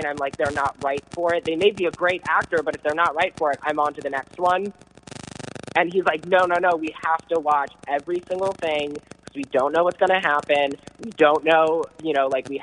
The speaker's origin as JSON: {"language": "English", "country": "United States", "moved": "yes", "lives_now": "Los Angeles, United States", "said": "I come from the East Coast, and I actually come from right outside of Washington, D.C."}